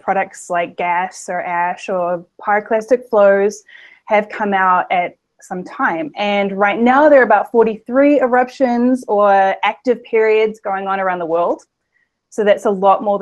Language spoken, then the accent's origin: English; New Zealand; now in West Virginia, United States; I'm originally from New Zealand